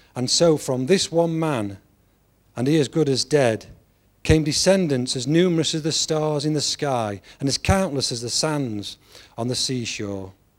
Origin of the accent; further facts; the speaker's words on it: England, United Kingdom; I'm an Englishman